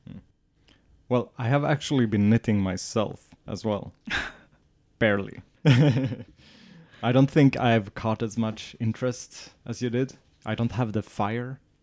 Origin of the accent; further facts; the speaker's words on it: southern Sweden, Sweden; moved away as an adult; now in northern Sweden; my hometown is in the south and we're in the north of Sweden